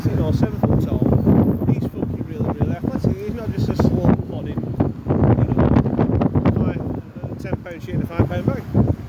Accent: Rochdale, North West England, United Kingdom; I'm from Rochdale.

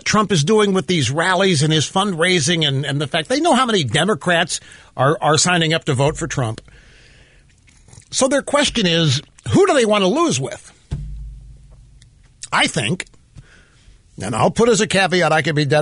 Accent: Cape Girardeau, Missouri, United States; moved away as an adult; also born or lived in Kansas City; my hometown, Cape Girardeau

